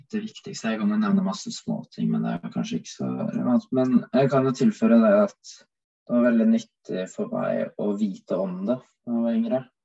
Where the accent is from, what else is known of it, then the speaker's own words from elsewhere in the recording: Oslo, Norway; now in Bergen, Norway; jeg bodde hjemme i Oslo, så var jeg så å si på tur hver dag